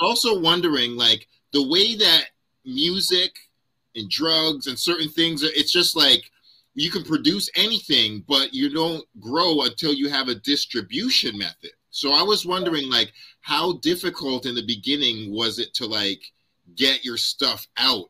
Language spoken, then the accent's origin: English; Ottawa, Ontario, Canada; also born or lived in Toronto; did high school in Ottawa